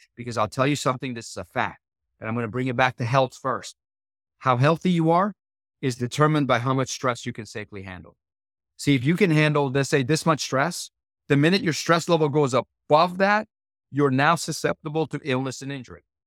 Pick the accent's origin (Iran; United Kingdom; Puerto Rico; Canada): Iran; now in United States; I was born in Iran, and, uh, this is, uh, the early seventies